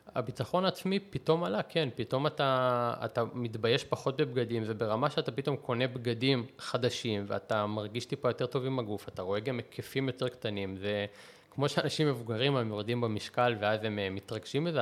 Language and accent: Hebrew; Israel; also born or lived in Russia (Soviet Union); אני עליתי בגיל שנה וחצי, אז אי אפשר לקרוא לזה שגדלתי ברוסיה